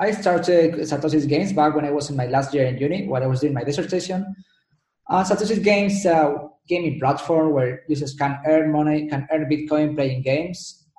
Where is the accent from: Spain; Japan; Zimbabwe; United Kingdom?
Spain; accent: Spanish; English is a second language; Yeah, that's Spain.